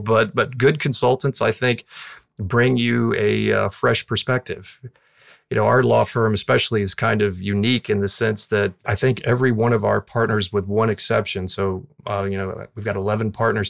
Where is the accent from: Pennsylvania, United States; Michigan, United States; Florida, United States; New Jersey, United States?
Florida, United States; Southwest; born or raised there